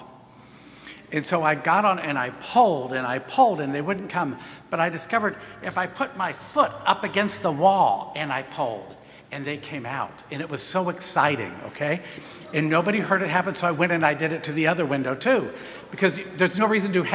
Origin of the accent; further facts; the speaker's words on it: United States; we are as American Catholics today